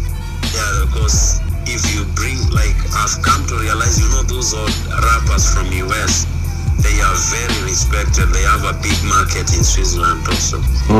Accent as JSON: {"language": "English", "country": "Kenya", "accent": "Kenyan", "moved": "as an adult", "lives_now": "Austria", "said": "my English sounds Kenyan."}